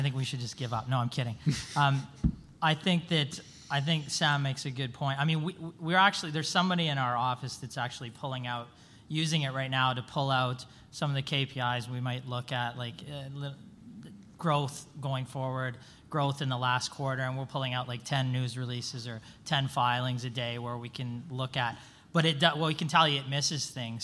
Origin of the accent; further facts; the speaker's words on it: Vancouver, British Columbia, Canada; I'm from Vancouver, Canada